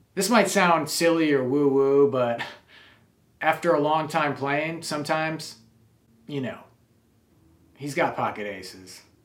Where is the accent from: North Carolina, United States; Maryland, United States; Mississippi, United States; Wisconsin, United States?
Wisconsin, United States; I grew up in Wisconsin